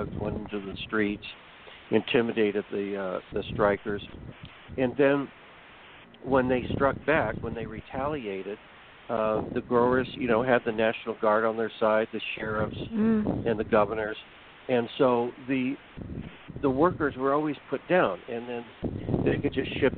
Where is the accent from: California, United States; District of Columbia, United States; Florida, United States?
California, United States; I grew up in California. I'm in Southern California